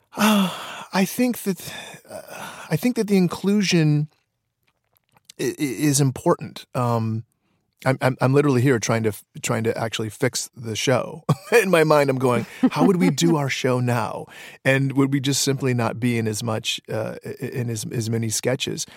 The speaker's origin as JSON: {"language": "English", "town": "Detroit", "region": "Michigan", "country": "United States", "tie": "born or raised there", "said": "when I was in high school, there, there were no avenues, uh, for sketch comedy in Detroit"}